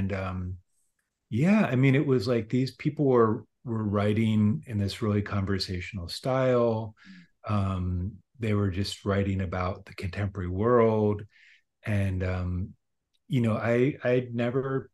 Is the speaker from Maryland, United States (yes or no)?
no; Lancaster, Pennsylvania, United States; now in San Antonio, United States; I grew up in Pennsylvania, in Lancaster, Pennsylvania, which is a kind of small town about an hour north of Philadelphia